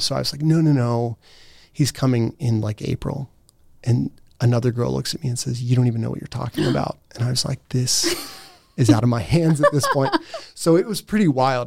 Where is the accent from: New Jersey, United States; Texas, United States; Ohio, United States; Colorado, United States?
Ohio, United States; Steubenville; moved away as an adult; also born or lived in Gaming, Austria; I grew up in Steubenville.